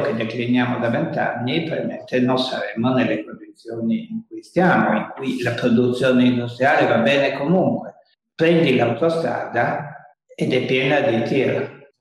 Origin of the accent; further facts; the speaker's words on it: Italy; nel mio paese